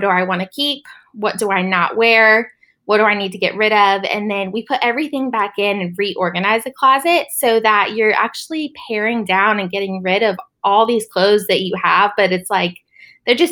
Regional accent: Charlotte, North Carolina, United States; I was born and raised in Charlotte, North Carolina

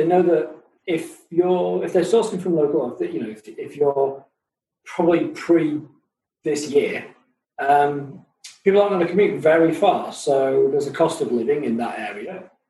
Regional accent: Buckley, Wales, United Kingdom; I'm from Buckley.

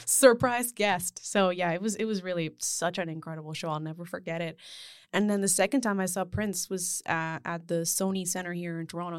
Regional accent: Spain; moved away; I grew up in Spain

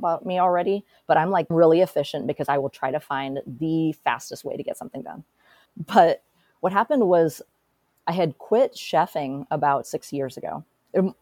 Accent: Portland, Oregon, United States; I was born and raised here in Portland. And so this is my hometown.

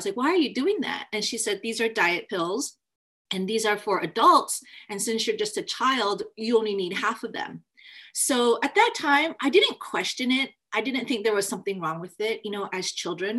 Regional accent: Federal Way, Washington, United States

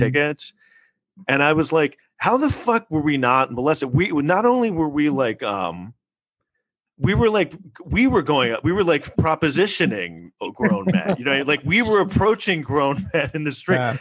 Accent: New York City, New York, United States; we grew up in New York City in the 80s

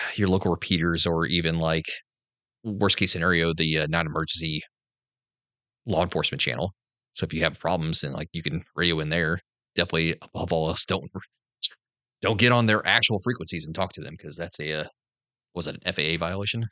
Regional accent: the North, United States; moved away; I'm from the North

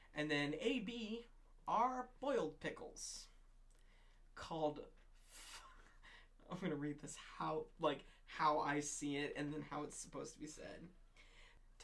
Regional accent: United States; we're fucking American

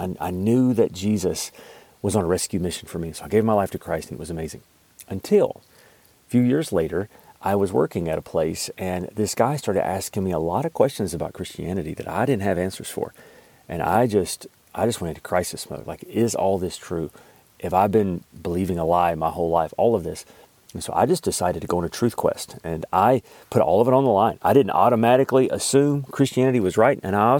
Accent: Alabama, United States; now in Kentucky, United States; I live in Kentucky. Hopefully you can't really tell with my accent. I do work on it because I don't want you to deduct like 10 IQ points. It is so crazy when people find out, like I'm actually from Alabama

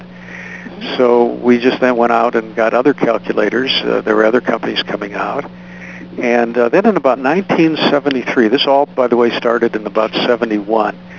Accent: Oak Park, Illinois, United States; I come from the Midwest. I went to school at Oak Park River Forest High School

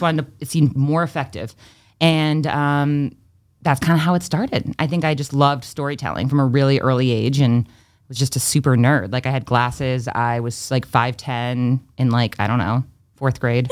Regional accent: Freetown, Massachusetts, United States; also born or lived in Fall River, Massachusetts; I was born in Fall River, Massachusetts, grew up in Freetown, Massachusetts, and I actually moved back to my hometown

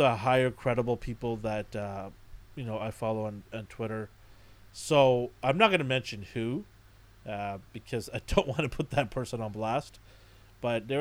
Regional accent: Canada; I'm Canadian.

